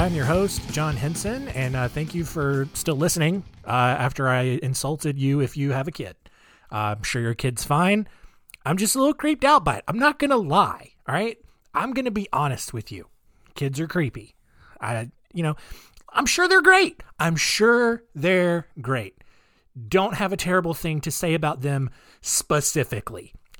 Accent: Australia; accent: Australian; It's like my wife pointed out that my British accent is just my Australian accent, which it's the same people.

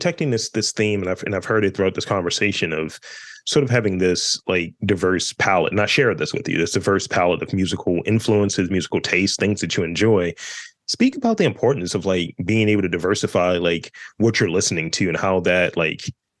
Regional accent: Baltimore, Maryland, United States; because apparently I don't sound like I'm from Baltimore, which is a little offended

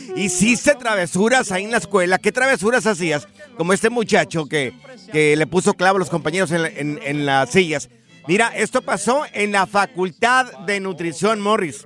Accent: Jalisco, Mexico; estoy en la Plaza de Toros allá de mi rancho, aquí en el estadio, en el estado de Jalisco, allá en Miraplanes

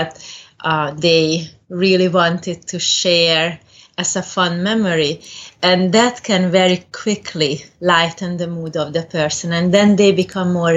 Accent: Hungary; moved away as an adult; also born or lived in Cayman Islands; now in Nebraska, United States; I'm originally from Hungary. I did grow up in Hungary.

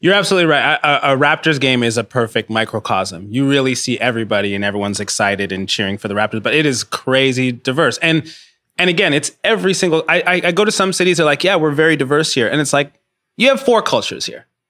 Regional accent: Rwanda; now in Toronto, Canada; I'm from Rwanda

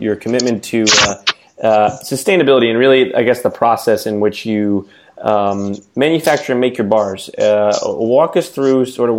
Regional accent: New Jersey, United States; I'm from New Jersey

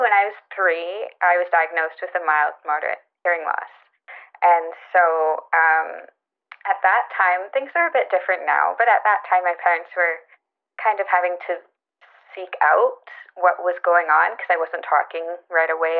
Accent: just outside of Vancouver, British Columbia, Canada; I grew up just outside of Vancouver in a small farming and fishing town. And I still live there now.

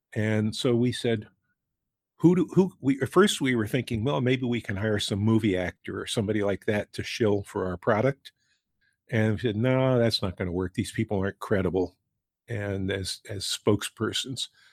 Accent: New Rochelle, New York, United States; I grew up in New Rochelle, which is a suburb of New York, right outside New York

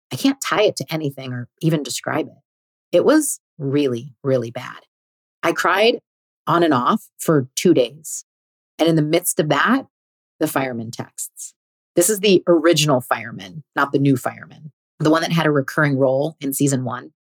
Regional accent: California, United States; I was also born here. Turns out we were both born at the same hospital, went to the same small private school from kindergarten to eighth grade, and the same high school

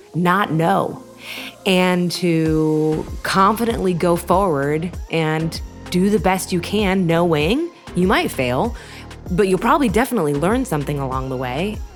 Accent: United States; being an American

